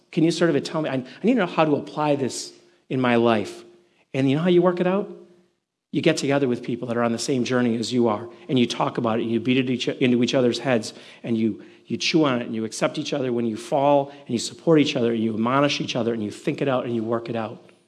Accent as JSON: {"language": "English", "town": "Milwaukee", "region": "Wisconsin", "country": "United States", "moved": "yes", "said": "I'm originally from the Midwest, in case you didn't know, I'm originally from Milwaukee"}